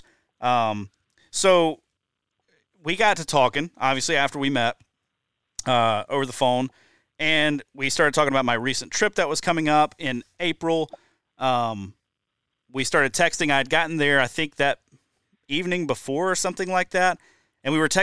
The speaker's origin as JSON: {"language": "English", "region": "Deep South", "country": "United States", "tie": "born or raised there", "moved": "yes", "lives_now": "Wisconsin, United States", "said": "I grew up in the Deep South"}